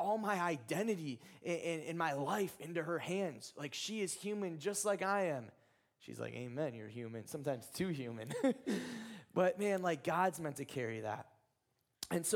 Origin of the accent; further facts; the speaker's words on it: Ohio, United States; I'm from Ohio.